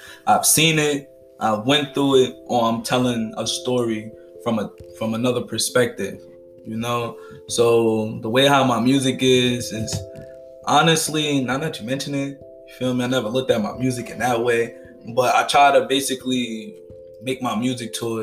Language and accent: English; Newark, New Jersey, United States; I was born and raised in Newark, New Jersey